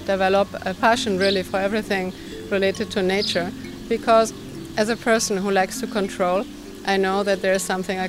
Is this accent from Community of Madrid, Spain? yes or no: no; Barcelona, Catalonia, Spain; moved away as an adult; now in Ibiza, Spain; coming from a city, I was born in Barcelona